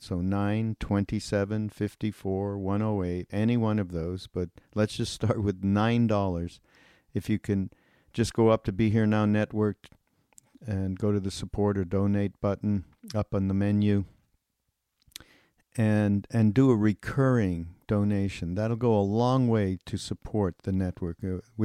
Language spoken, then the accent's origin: English; Montreal, Quebec, Canada; my hometown in Montreal